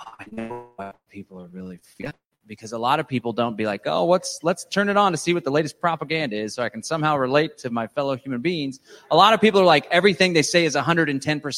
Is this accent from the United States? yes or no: yes; Texas, United States; I'm a Texan.